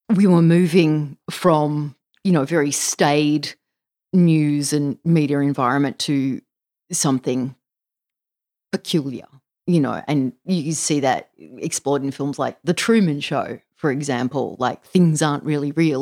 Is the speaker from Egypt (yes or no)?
no; Australia; an Australian child of the nineteen seventies and eighties